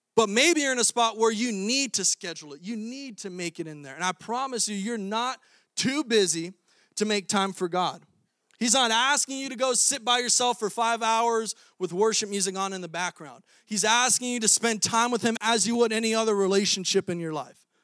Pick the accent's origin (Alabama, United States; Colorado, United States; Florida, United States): Florida, United States; moved away as an adult; now in Iowa, United States; I'm a Florida boy, twenty-six years, born and raised in Florida. And now I'm in Iowa in the frozen tundra